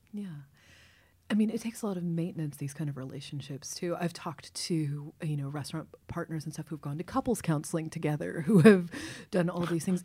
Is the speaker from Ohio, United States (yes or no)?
no; Kentucky, United States; moved away as an adult; also born or lived in Baltimore; now in New York, United States; I was raised in Kentucky